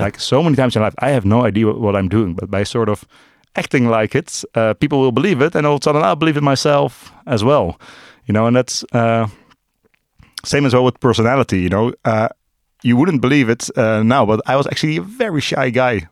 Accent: Amsterdam, North Holland, Netherlands; born and raised in Amsterdam, uh, still live in Amsterdam.

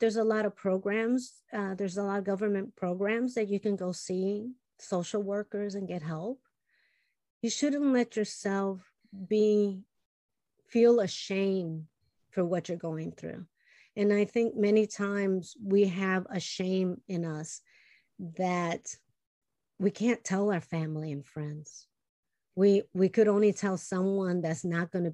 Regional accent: Chicago, Illinois, United States; first language Spanish; English is a second language; born and raised in Chicago, my parents came from Puerto Rico, and, you know, they only spoke Spanish

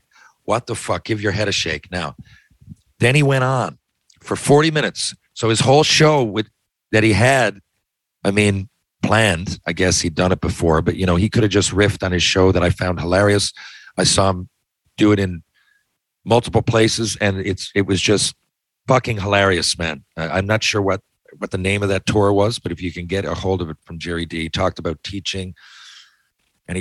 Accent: Newfoundland and Labrador, Canada; I'm a proud Newfoundlander

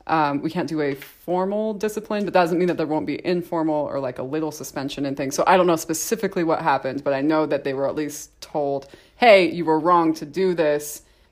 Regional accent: St. George, Utah, United States; born there; also born or lived in Texas / Idaho; this is actually my return to Utah because I was born in St. George.

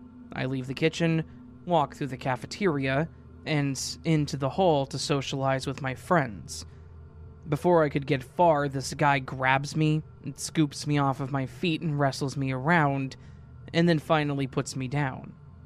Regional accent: Michigan, United States; At this time, I was finishing up my 12th grade year and an adult education that is located in my hometown, which is in Michigan.

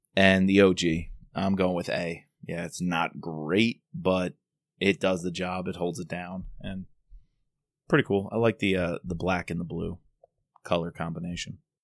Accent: New York, United States; accent: New York; my New York accent

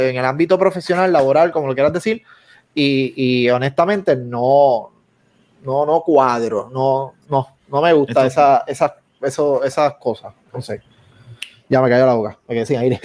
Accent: Puerto Rico; somos puertorriqueños

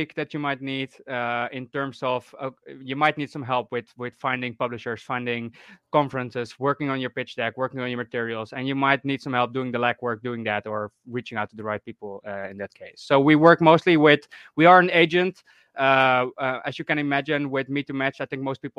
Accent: Netherlands; I'm from the Netherlands

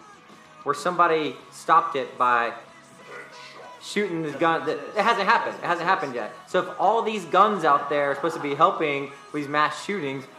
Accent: North Carolina, United States; I'm from North Carolina

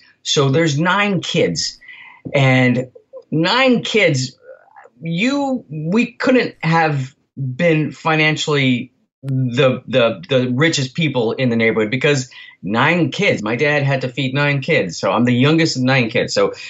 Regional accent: Albuquerque, New Mexico, United States; now in Los Angeles, United States; I'm a he, him, and his. And I live in Los Angeles, but I'm from Albuquerque, New Mexico.

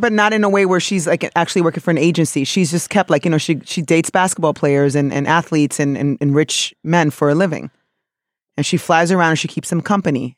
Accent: New York City, New York, United States; also born or lived in South of the Dominican Republic; somebody from New York City who's Dominican

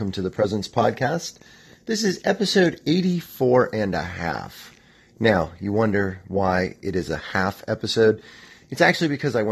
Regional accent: Columbus, Ohio, United States; here in my hometown of Columbus

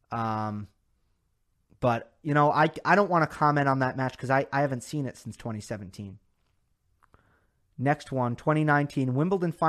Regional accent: India; Uh, I am from India. There you go, Indian fancy.

